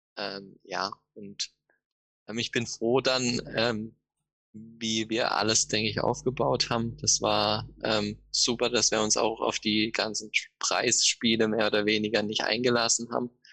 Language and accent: German; Offenburg, Baden-Württemberg, Germany; Ich komme aus Offenburg. Ähm, das liegt zwischen Freiburg und Karlsruhe, Süden Deutschland.